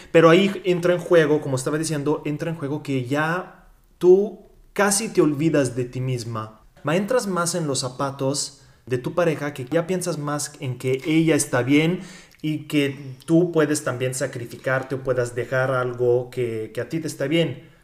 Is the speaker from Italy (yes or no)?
yes; Italy; Spanish is a second language; also born or lived in Mexico; soy italiano, viví tres años y medio en México